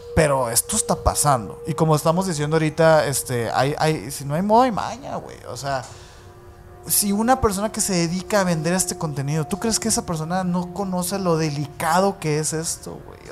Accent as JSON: {"language": "Spanish", "country": "Mexico"}